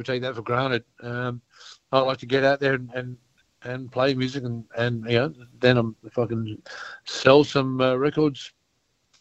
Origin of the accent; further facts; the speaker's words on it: Alice Springs, Northern Territory, Australia; a childhood mate of mine from my hometown of Alice Springs